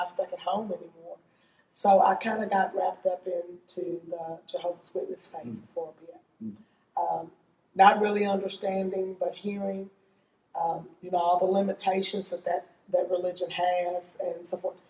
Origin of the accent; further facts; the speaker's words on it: Simpsonville, Kentucky, United States; But living in rural Shelby County, I grew up in Simpsonville, right where the mall is